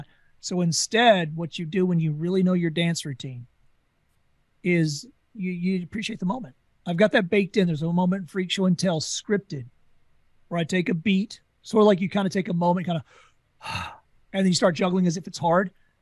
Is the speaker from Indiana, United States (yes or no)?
no; Louisiana, United States; I don't need to tell you I'm from Louisiana. You're not going to pick it up.